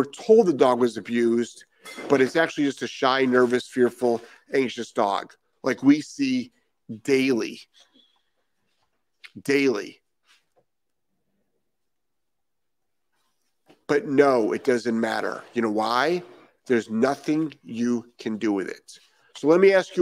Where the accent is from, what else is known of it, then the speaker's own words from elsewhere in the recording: Rhode Island, United States; now in Florida, United States; I am actually from Rhode Island.